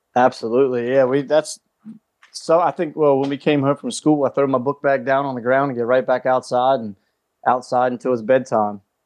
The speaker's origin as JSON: {"language": "English", "area": "Calvert County", "region": "Maryland", "country": "United States", "tie": "born or raised there", "said": "I grew up in Calvert County, Maryland"}